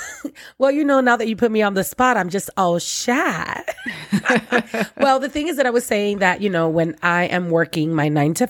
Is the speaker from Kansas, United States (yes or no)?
no; New York City, New York, United States; accent: Brooklyn; Yes, I'm from Brooklyn.